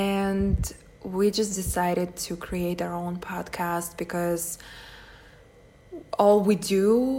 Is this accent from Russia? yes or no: yes; Russia; English is a second language; we're from Russia, so this is actually not our native language.